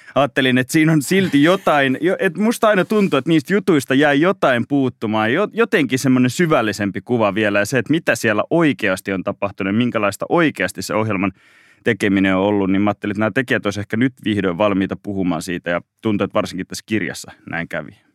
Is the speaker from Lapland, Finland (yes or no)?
no; Mikkeli, South Savo, Finland; now in Helsinki, Finland; mä oon Mikkelistä kotoisin